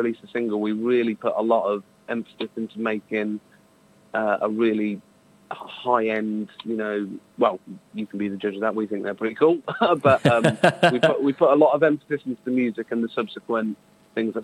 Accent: Northamptonshire, East Midlands, United Kingdom; we've got a hometown show, which is one of our favourite venues. We're from from Northamptonshire

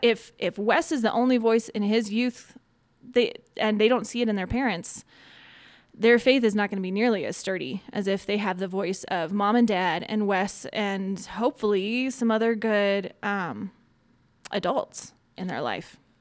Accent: Colorado, United States; also born or lived in Iowa / Bahrain / Cincinnati; grew up in Colorado, went to college in Iowa

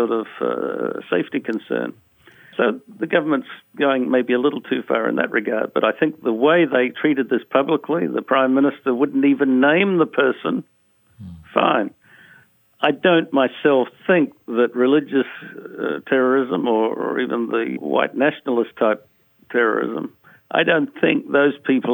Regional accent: Australia; Australia, where I come from

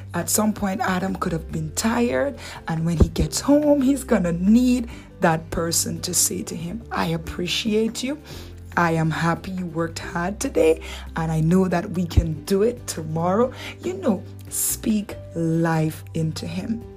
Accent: Dominican Republic; accent: Dominican; my Dominican accent

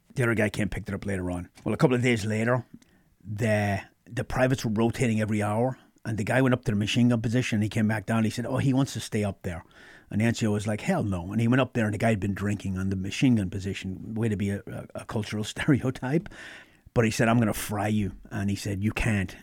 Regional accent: Ireland; moved away as an adult; now in United States; I grew up in Ireland.

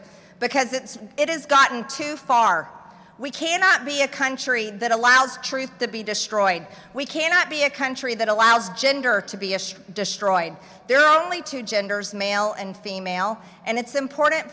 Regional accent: United States; As an American woman, I'm very proud to be an American woman.

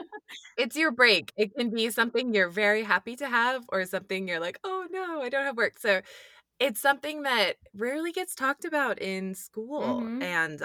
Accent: Michigan, United States; I'm originally from Michigan.

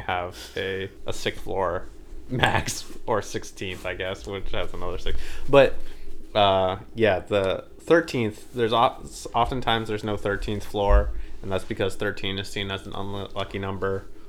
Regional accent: United States; I'm basically American well, I am American

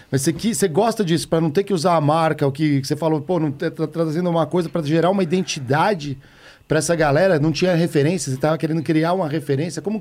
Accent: São Paulo, Brazil; Tinha uma época, pô, sou de São Paulo, eu andava aqui, passava um carro, um adesivinho.

